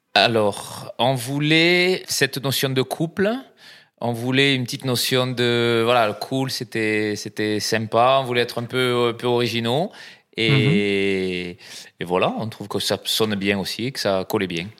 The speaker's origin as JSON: {"language": "French", "region": "south-west France", "country": "France", "also_born_or_lived": "Brazil", "moved": "yes", "lives_now": "Paris, France", "said": "ça s'entend aussi, euh, je viens du, sud-ouest"}